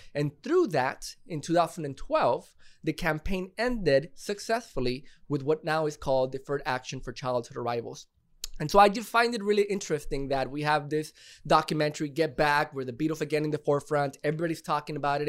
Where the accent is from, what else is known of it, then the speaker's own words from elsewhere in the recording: Monterrey, Nuevo León, Mexico; I'm from Monterrey